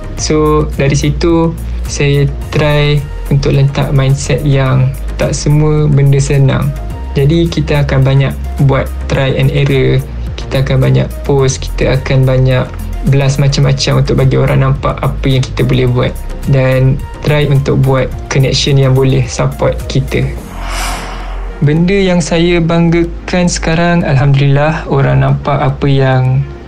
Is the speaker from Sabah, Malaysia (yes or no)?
no; Kuala Lumpur, Malaysia; Saya berasal dari Ampang, Kuala Lumpur berumur 23 tahun